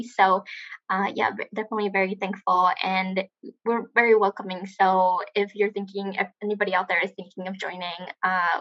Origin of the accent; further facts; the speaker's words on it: Tijuana, Baja California, Mexico; I'm from Tijuana